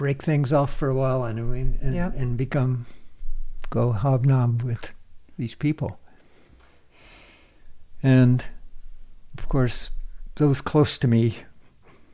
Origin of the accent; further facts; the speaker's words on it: Eugene, Oregon, United States; moved away; the University of Oregon, which happened to be my hometown